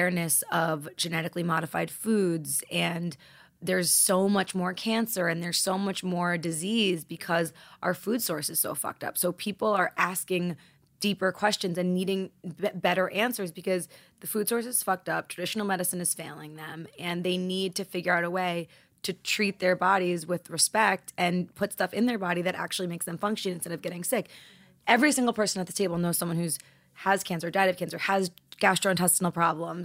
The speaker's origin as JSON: {"language": "English", "region": "New York", "country": "United States", "tie": "born or raised there", "said": "I grew up in New York and I'm Italian"}